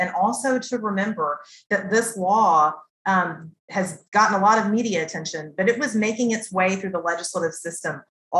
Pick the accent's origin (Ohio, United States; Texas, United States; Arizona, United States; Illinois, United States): Texas, United States; Waco; moved away; as a person that grew up in Waco, Texas, and went to college in Waco, Texas